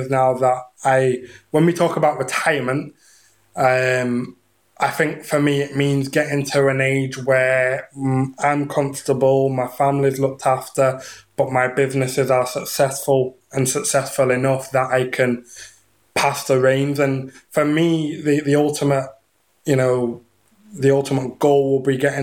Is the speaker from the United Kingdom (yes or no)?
yes; England, United Kingdom; moved away; I'm from England originally, so it was year 10, so I'd have been 15